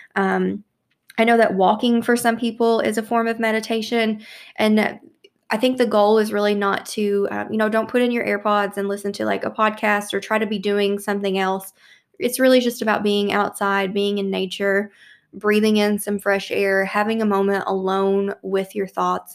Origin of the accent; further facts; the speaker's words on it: Louisville, Kentucky, United States; here in, in my hometown of Louisville